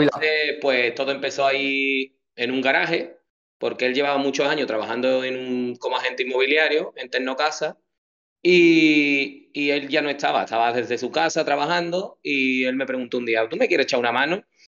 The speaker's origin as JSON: {"language": "Spanish", "town": "Chipiona", "region": "Andalusia", "country": "Spain", "tie": "born or raised there", "also_born_or_lived": "Rota", "said": "llevo en Chipiona toda mi vida, desde que nací, fíjate, bueno, nací en Rota, y ya me trajeron para acá"}